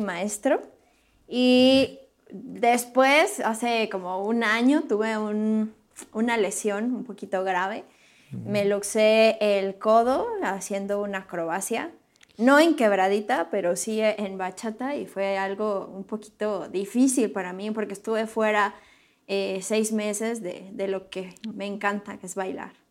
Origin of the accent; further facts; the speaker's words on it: Morelia, Michoacán, Mexico; now in Querétaro, Mexico; yo soy originaria de Morelia, Michoacán y radico ahora en Querétaro